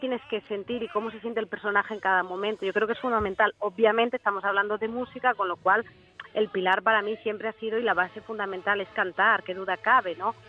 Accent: southern Asturias, Spain; yo soy del sur de Asturias, pero ahora tengo que ser del sur de España.

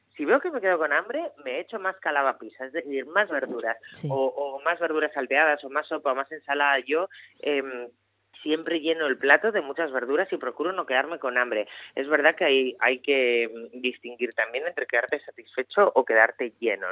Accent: Asturias, Spain; como buena asturiana

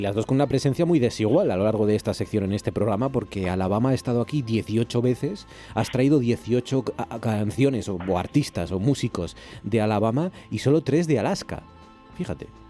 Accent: Gijón, Asturias, Spain; en Gijón somos grandones

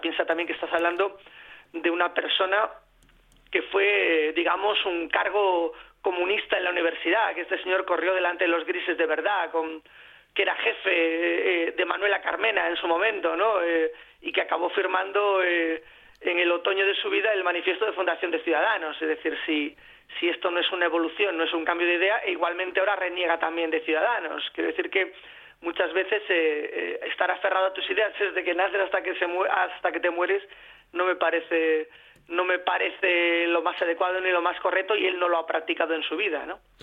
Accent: Galicia, Spain; Soy gallego, me he criado en la cocina haciendo los deberes

